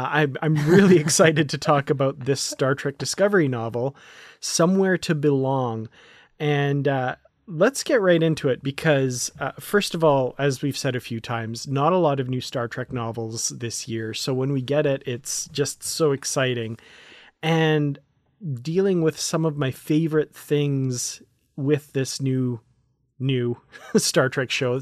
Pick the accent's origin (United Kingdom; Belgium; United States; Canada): Canada; as a Canadian